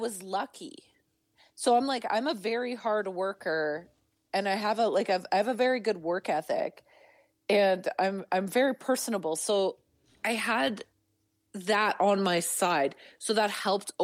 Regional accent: Northern Alberta, Canada; also born or lived in Treaty 6 territory / Edmonton; now in Calgary, Canada; I'm from Northern Alberta, and my closest city as a child to me was Edmonton.

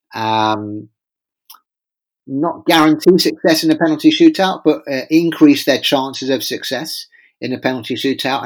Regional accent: England, United Kingdom; as an Englishman

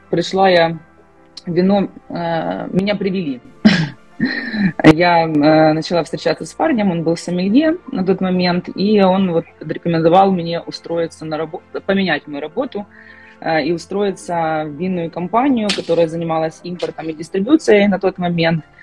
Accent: Ukraine; я с Украины, живу в городе Киеве.

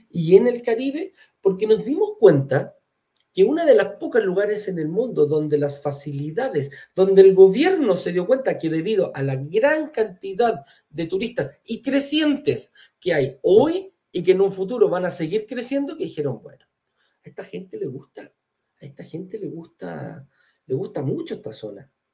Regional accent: Chile; yo soy chileno

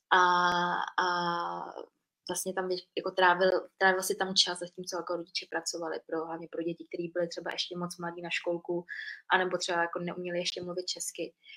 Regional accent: Příbram, Central Bohemian Region, Czechia; born or raised there; moved away as an adult; also born or lived in Vietnam; now in Prague, Czechia

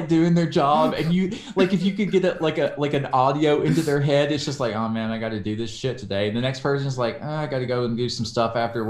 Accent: the South, United States; We're both from the South.

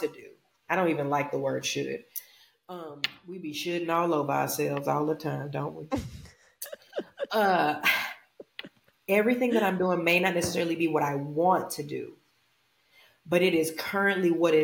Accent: Louisiana, United States; I'm from Louisiana

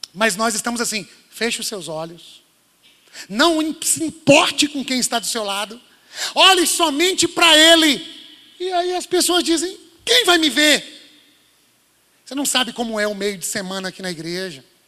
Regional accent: Minas Gerais, Brazil; moved away; Eu sou mineiro

